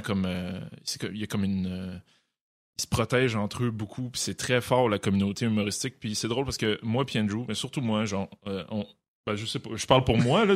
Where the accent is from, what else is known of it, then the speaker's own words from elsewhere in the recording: Montreal, Quebec, Canada; à Saint-Léonard, j'ai grandi là-dedans